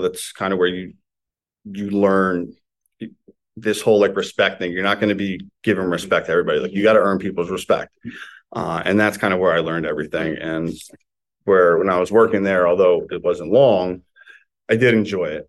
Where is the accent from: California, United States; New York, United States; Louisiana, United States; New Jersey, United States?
New Jersey, United States; Morris County; I grew up in like North Jersey, Morris County